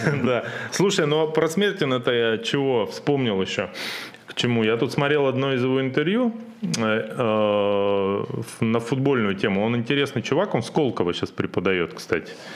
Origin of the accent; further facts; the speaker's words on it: Siberia, Russia; Это мы, сибиряки, это чё, с улицы семьдесят восьмой Дубровольческой бригады